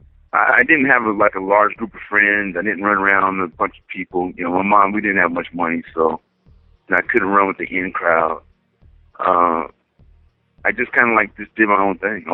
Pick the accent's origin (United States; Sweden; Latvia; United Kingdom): United States; Pomona, California; Born and raised in Pomona, California. And I grew up in the Inland Empire area